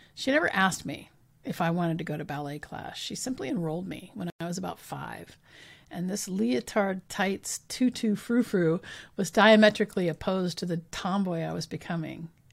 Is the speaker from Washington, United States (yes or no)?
yes; Richland, Washington, United States; when I was growing up in Richland